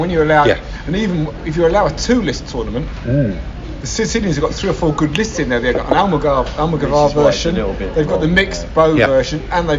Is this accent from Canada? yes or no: no; Essex, East of England, United Kingdom; I come from Essex.